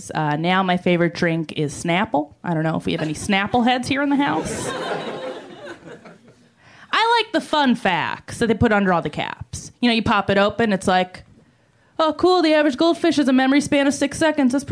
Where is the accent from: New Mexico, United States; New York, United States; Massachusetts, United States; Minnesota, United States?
New York, United States; I am. I'm from New York. I'm on the road uh, here. I was in Colorado before here.